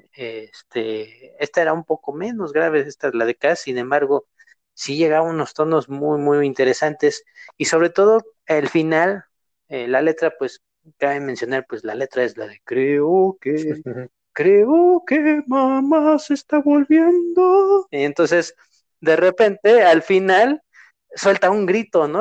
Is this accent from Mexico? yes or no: yes; Mexico